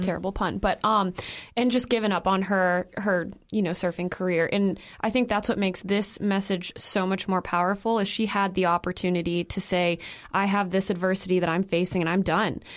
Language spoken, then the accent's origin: English; Illinois, United States; I'm from Illinois